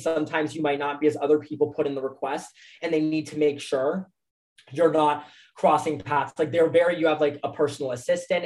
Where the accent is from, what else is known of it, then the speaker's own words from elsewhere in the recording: Florida, United States; I'm from Florida